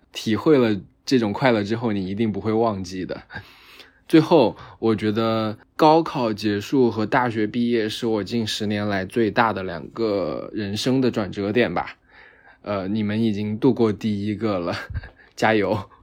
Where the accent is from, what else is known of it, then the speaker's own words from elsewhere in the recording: Sichuan, China; moved away as an adult; also born or lived in Hangzhou; now in Shanghai, China; 今年正好是我大学毕业的第五年。我来自四川，在杭州上学了四年，然后现在在上海工作四年半。